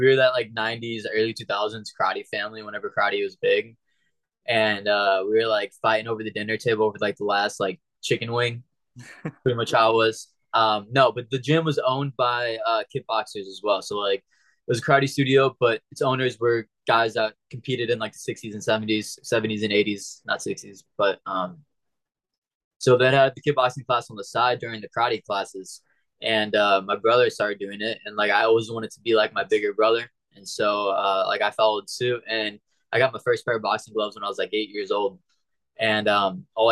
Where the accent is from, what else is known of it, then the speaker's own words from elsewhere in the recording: St. Louis, Missouri, United States; moved away as an adult; also born or lived in Springfield, Missouri; now in South Florida, United States; I left my hometown of St. Louis, went to Springfield, which is like 3 hours southwest